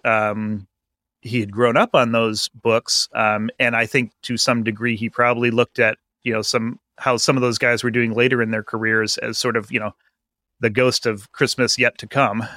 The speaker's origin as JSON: {"language": "English", "region": "Vermont", "country": "United States", "tie": "born or raised there", "said": "I grew up in Vermont"}